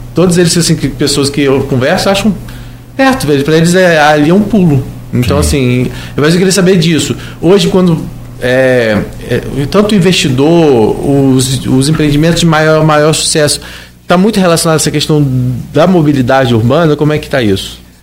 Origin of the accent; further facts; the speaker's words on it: Gruçaí, Rio de Janeiro, Brazil; eu sou de Gruçaí